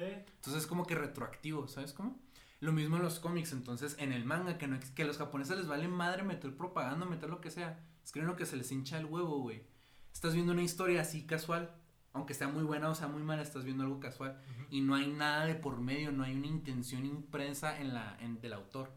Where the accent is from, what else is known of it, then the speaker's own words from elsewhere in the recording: Mexico; aquí en México, o sea, pues en México, porque somos de México